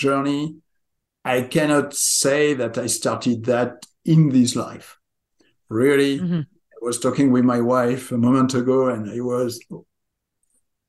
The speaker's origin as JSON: {"language": "English", "region": "southwest France", "country": "France", "tie": "born or raised there", "also_born_or_lived": "southwestern United States", "moved": "as an adult", "lives_now": "United States", "said": "I was born and raised in France, in the southwest of France. I live now in the southwest of America"}